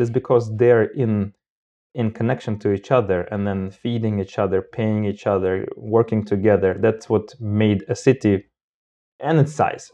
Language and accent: English; Moldova; moved away as an adult; also born or lived in Armenia (ancestry); now in Sweden; I'm originally not from Sweden. I'm from Moldova with basic roots from all sorts of places.